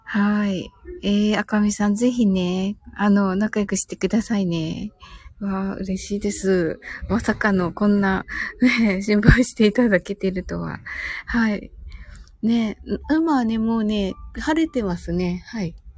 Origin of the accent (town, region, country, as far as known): Kyushu, Japan